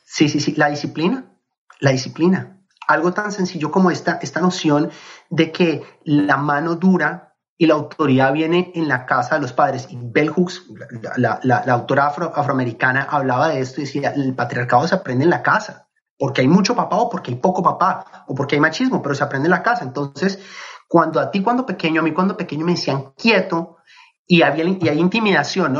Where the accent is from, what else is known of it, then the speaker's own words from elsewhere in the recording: Colombia; moved away as an adult; Yo crecí en Colombia, viví en Colombia hasta los 23 años